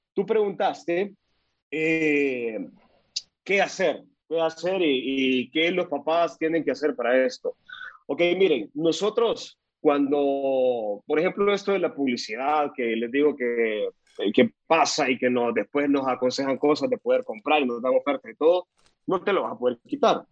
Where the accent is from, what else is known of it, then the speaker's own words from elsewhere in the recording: El Salvador; now in Costa Rica; soy salvadoreño, vivo en Costa Rica